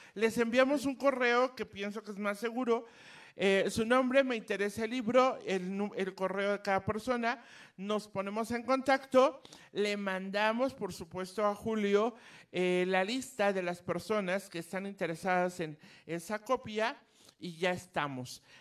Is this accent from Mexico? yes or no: yes; Mexico; como mexicana